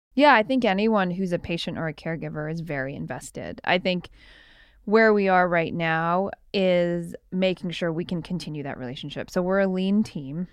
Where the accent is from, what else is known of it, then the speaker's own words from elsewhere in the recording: Canada; I was born in Canada